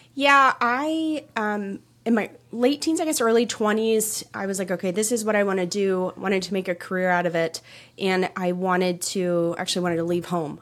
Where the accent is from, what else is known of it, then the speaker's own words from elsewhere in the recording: just outside of Toronto, Ontario, Canada; I grew up in Canada, just outside of Toronto